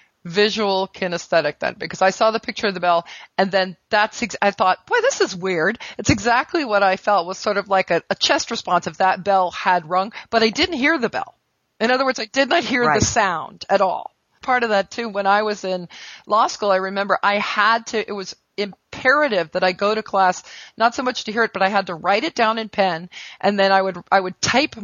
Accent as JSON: {"language": "English", "country": "United States", "said": "I'm an American"}